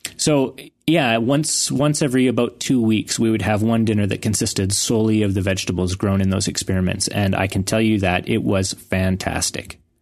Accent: Canada; I was from Canada

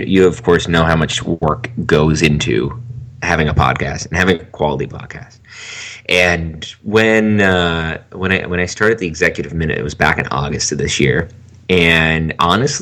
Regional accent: Canada; I'm from Canada

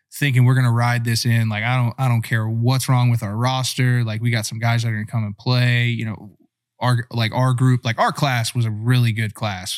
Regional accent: Virginia, United States; also born or lived in Northeastern Pennsylvania; I was born in Northeastern P A, but grew up in Virginia

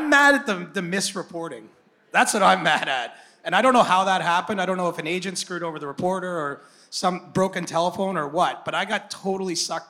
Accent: Cobourg, Ontario, Canada; I'm some dude from Coburg

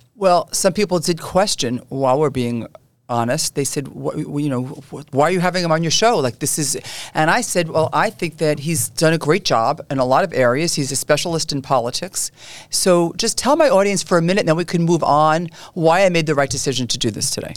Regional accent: New York City, New York, United States; I grew up in Canarsie

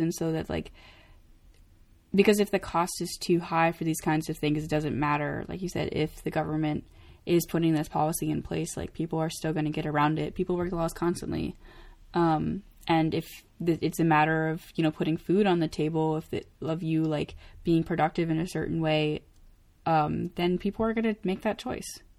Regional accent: Maine, United States; moved away; I'm from Maine, um, and first of all, Maine is mostly trees

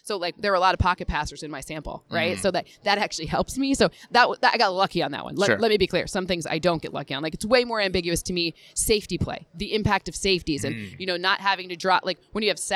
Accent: Michigan, United States; I'm from Michigan

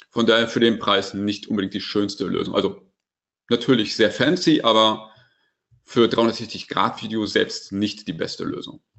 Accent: North Rhine-Westphalia, Germany; Ich muss ganz ehrlich sagen, ich bin Ostwestfale

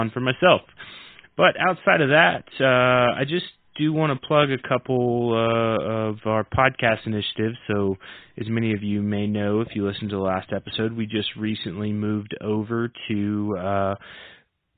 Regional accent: southeast or southern United States, United States; I'm from the southeast or southern United States, and my accent tends to vary depending.

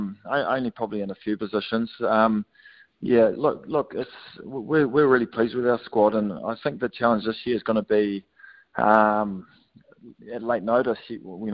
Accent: Auckland, New Zealand; We're from Auckland, obviously, and there's a lot of COVID up there.

